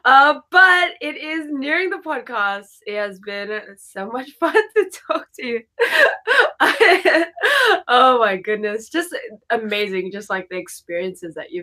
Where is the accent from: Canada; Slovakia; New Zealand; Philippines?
Philippines; also born or lived in Japan; I'm fully Filipino